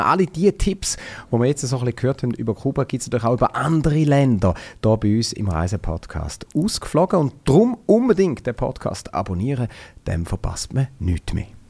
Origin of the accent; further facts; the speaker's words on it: Switzerland; bei uns in der Schweiz